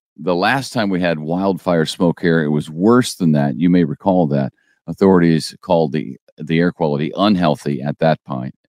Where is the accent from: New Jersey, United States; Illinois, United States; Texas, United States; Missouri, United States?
Missouri, United States; St. Louis; now in Springfield, United States; I grew up in Saint Louis